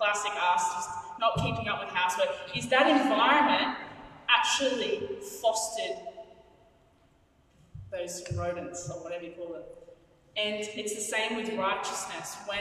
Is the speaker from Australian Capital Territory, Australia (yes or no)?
yes; Canberra, Australian Capital Territory, Australia; now in Sydney, Australia; Where I grew up in Canberra, we had little cockroaches, like normal humans. And then we came to Sydney